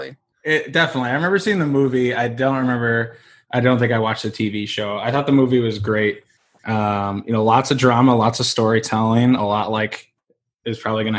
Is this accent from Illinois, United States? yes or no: yes; West suburbs of Chicago, Illinois, United States; I'm from the West suburbs of the city